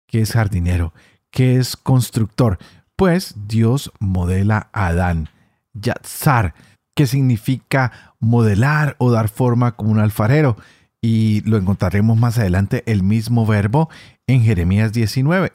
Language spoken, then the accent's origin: Spanish; Colombia; yo que soy colombiano